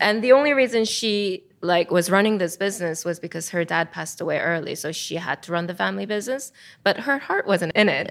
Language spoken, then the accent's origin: English; South Korea; moved away; Because I'm from Korea